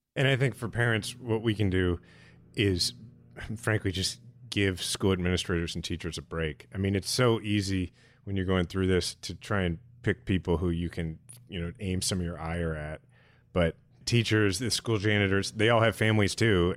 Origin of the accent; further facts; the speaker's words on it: Kansas City, Missouri, United States; my hometown in which my son is a sixth generation Kansas Cityan